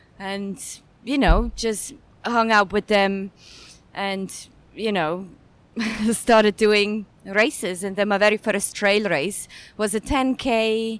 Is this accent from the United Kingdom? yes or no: no; Zurich, Switzerland; moved away as an adult; now in Hong Kong; born and raised in Switzerland, where I actually didn't do much sports before I came to Hong Kong. I came to Hong Kong around 11 years ago